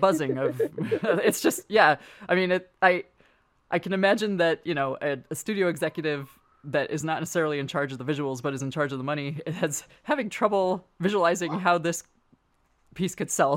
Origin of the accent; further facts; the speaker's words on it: San Francisco, California, United States; I grew up in San Francisco